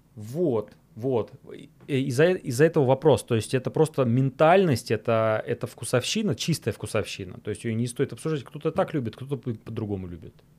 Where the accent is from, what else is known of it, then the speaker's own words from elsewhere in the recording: Volgograd, Volgograd Oblast, Russia; в Волгограде, в моем родном городе